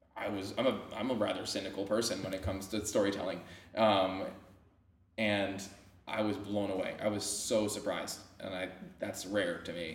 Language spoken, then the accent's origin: English; Caldwell, New Jersey, United States; I grew up in a place called Caldwell. It's uh, it's in Essex County